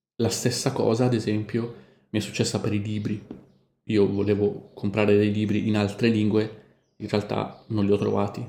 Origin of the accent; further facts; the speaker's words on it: Milan, Lombardy, Italy; now in Montevideo, Uruguay; a Milano la bistecca impanata, la chiamiamo noi